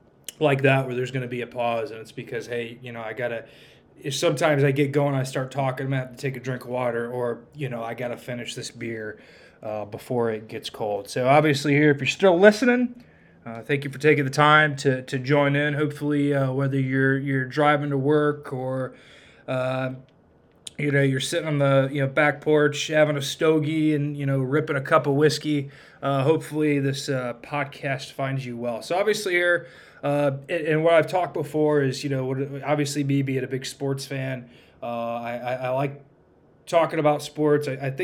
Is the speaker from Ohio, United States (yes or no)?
yes; near Toledo, Ohio, United States; growing up in Ohio, right there by Toledo